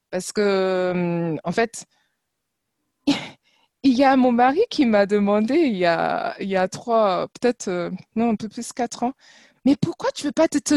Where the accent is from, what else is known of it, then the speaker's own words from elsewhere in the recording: France; born there; Alors, euh, je vais vous surprendre, mais euh, en fait, je suis née ici. je suis